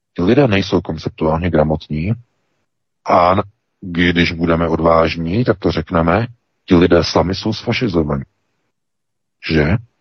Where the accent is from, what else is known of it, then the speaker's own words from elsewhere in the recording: Czechia; now in Germany; my Češi